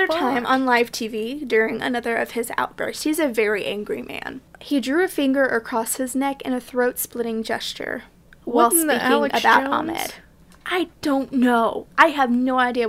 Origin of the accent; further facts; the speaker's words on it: United States; for you Americans listening, like me